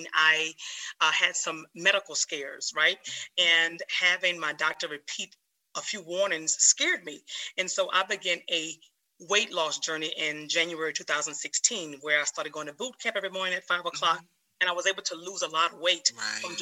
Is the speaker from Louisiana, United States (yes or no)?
yes; New Orleans, Louisiana, United States; moved away as an adult; also born or lived in Georgia; now in North Carolina, United States; Born and raised in New Orleans, Louisiana. That is my hometown.